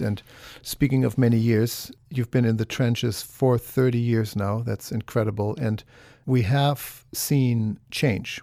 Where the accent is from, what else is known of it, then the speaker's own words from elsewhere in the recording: Germany; now in United States; I'm from Germany